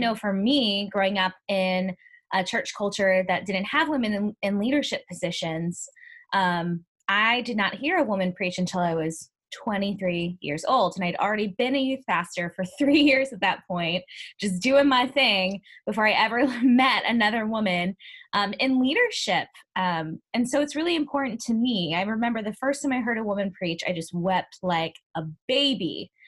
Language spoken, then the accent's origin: English; Ferguson, Missouri, United States; moved away; I grew up in Ferguson, and not being home for the uprising